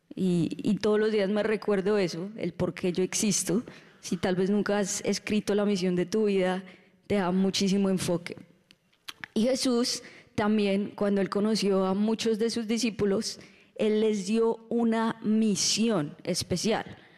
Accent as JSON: {"language": "Spanish", "country": "Colombia", "moved": "yes", "lives_now": "Orlando, United States", "said": "Estuvimos un mes en Colombia Uh, disfrutando de la tierrita"}